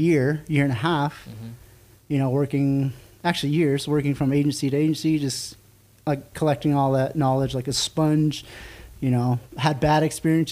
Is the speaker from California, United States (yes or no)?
no; Tuba City, Arizona, United States; I am born and raised here in Arizona, northern Arizona, to be specific. That is... I went to high school, Tuba City